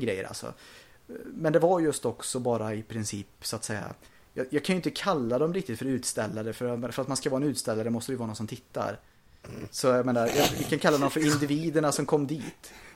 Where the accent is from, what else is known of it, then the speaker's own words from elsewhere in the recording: Sweden; vi är svenskar